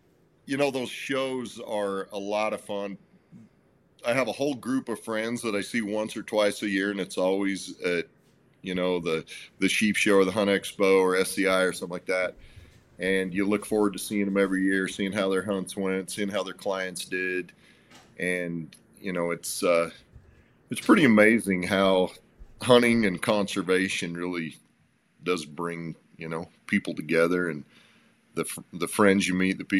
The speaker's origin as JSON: {"language": "English", "region": "central Utah", "country": "United States", "tie": "born or raised there", "also_born_or_lived": "Springville, Utah", "said": "I grew up in a little town in central Utah on a ranch, on a sheep ranch, actually"}